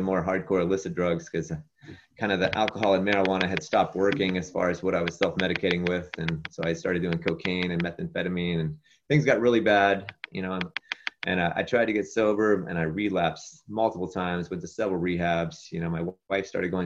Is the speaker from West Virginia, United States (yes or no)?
yes; West Virginia, United States; moved away as an adult; now in Southern California, United States; I grew up in West Virginia